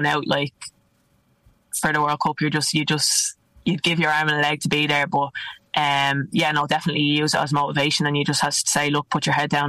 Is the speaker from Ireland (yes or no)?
yes; Ireland; also born or lived in Italy; now in London, United Kingdom; us Irish